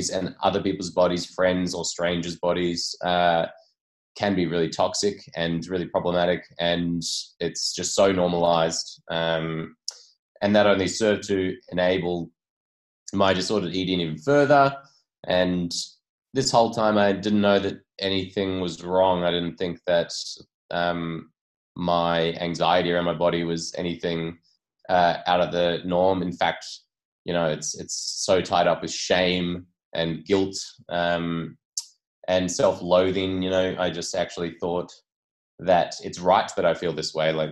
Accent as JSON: {"language": "English", "town": "Port Macquarie", "region": "New South Wales", "country": "Australia", "tie": "born or raised there", "said": "my hometown of Port Macquarie, mid-North Coast, New South Wales"}